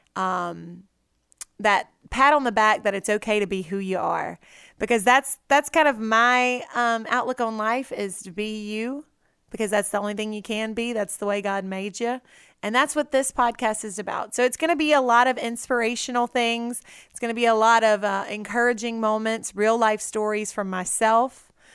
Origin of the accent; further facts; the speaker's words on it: Red Lick, Mississippi, United States; also born or lived in Natchez, Mississippi; I grew up right there in Red Lick on my mom and daddy's farm